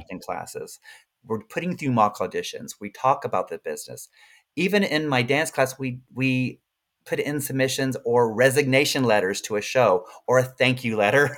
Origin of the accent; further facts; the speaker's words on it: Birmingham, Alabama, United States; moved away; also born or lived in Austin, Texas; I'm from Birmingham, Alabama